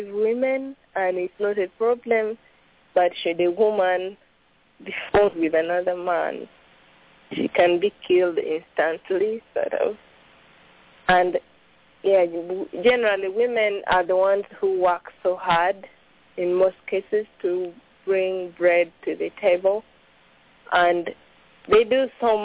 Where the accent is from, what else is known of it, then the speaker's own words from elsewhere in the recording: Tororo, Eastern Region, Uganda; I come from eastern Uganda, bordering Kenya. I come from Tororo.